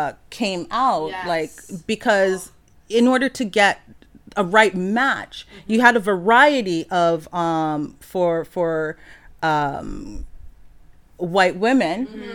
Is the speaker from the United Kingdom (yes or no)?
no; Jamaica; I'm Jamaican. It's hard to find Jamaican food.